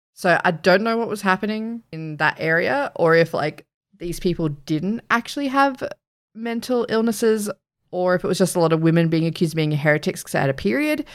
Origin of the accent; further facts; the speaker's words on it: Australia; We're Australian.